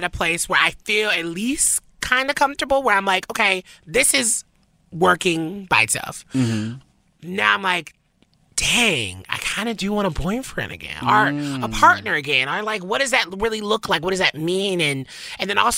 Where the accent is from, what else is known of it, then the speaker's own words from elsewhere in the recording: Tennessee, United States; we're both from Tennessee. For me, from the South